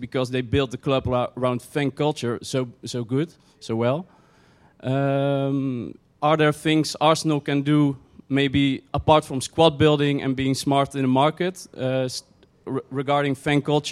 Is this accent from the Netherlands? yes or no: yes; Netherlands; I'm from Holland